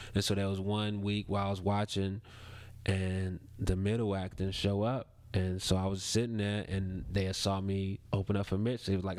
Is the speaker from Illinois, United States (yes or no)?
yes; Chicago, Illinois, United States; moved away; He got me working in my hometown